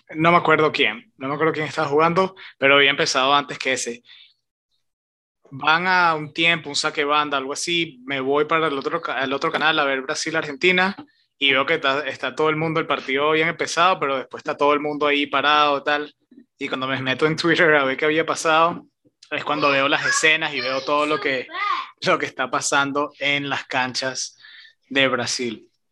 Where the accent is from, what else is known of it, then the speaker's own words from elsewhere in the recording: Venezuela; de donde somos nosotros, de Venezuela